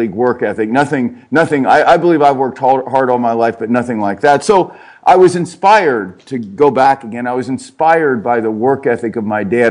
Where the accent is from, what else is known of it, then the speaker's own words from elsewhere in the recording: Cincinnati, Ohio, United States; I grew up in Cincinnati, Ohio